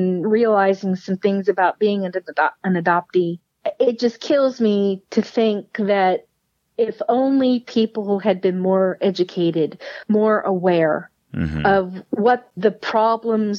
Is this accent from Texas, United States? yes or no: yes; Richmond, Texas, United States; also born or lived in Houston; So they found a community in the West, Richmond. And we settled there, and I started grade school, and we were there all the way through high school.